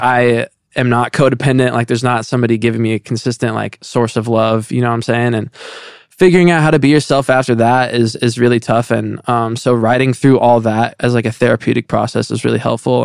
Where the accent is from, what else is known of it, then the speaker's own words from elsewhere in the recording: Indiana, United States; moved away as an adult; now in Los Angeles, United States; I'm living in L A and I'm from Indiana